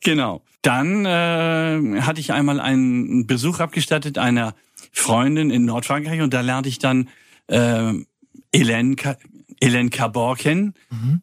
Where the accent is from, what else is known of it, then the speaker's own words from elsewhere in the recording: Kiel, Schleswig-Holstein, Germany; moved away as an adult; also born or lived in Paris; now in Freiburg, Germany; da bin ich auch geboren, ich komme eigentlich aus Kiel.